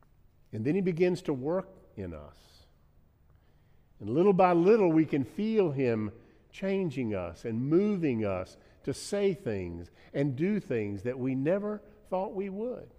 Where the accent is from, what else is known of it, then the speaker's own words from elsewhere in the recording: United States; I'm an American